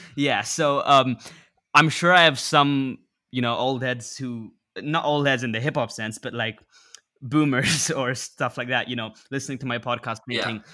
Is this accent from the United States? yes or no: no; England, United Kingdom; I grew up in England